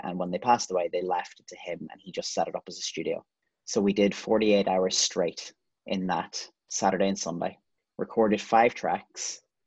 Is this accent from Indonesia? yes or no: no; Ireland; as as Irish people